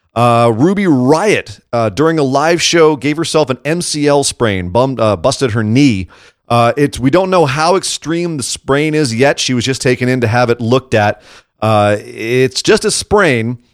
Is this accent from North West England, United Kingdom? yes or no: no; Scot, Scotland, United Kingdom; as a Scot myself